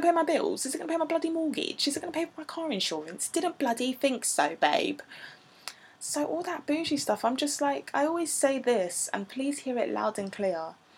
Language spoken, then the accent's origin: English; England, United Kingdom; accent: English; I'm not American, so I'm going to say that in an English accent